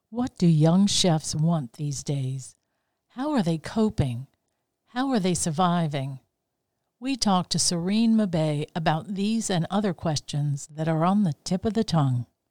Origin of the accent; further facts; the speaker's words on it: United States; we are American